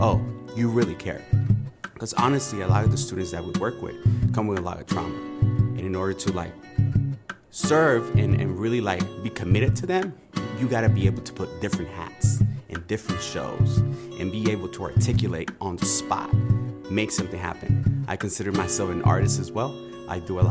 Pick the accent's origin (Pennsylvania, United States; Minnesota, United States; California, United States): California, United States; Oakland; I grew up in Oakland. I'm in East Oakland.